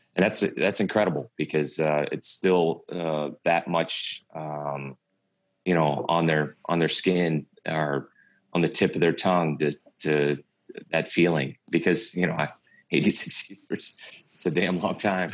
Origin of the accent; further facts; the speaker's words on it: St. Louis, Missouri, United States; my whole life growing up in St. Louis